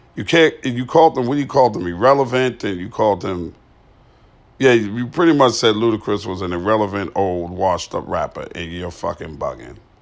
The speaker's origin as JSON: {"language": "English", "town": "New York City", "region": "New York", "country": "United States", "said": "I'm from Northside, Hollis, Desert, whatever you wanna call it, Shadyville, what they call Queens Village, Falmers, all of that. That's the North Side. I'm from that side"}